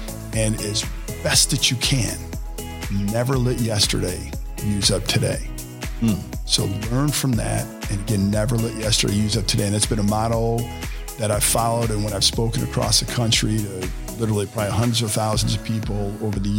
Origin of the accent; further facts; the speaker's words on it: Cleveland Heights, Ohio, United States; now in Cincinnati, United States; Born and raised in Cleveland Heights, super blessed to be in this beautifully diverse area.